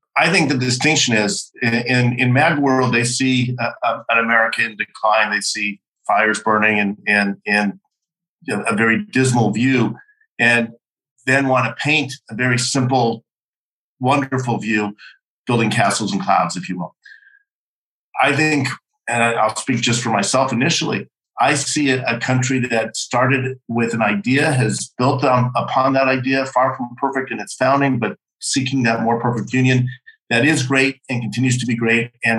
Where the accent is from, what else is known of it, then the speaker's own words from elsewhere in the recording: Chicago, Illinois, United States; I come from Chicago, the city of big shoulders